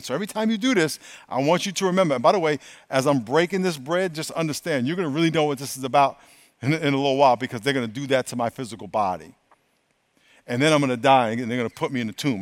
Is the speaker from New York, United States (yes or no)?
yes; New York, United States; I grew up in New York